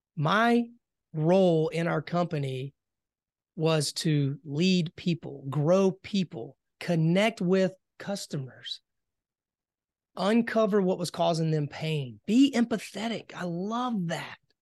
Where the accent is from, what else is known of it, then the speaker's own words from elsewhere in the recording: Hartsville, South Carolina, United States; moved away as an adult; born and raised in South Carolina, um, you know, had a, had a pretty, uh, simple childhood. I grew up, uh, in the farmland area, a little small town, Hartsville, South Carolina